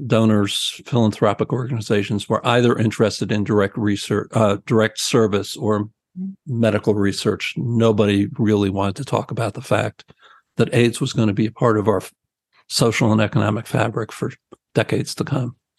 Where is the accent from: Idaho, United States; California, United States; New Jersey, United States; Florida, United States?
New Jersey, United States; I'm from New Jersey.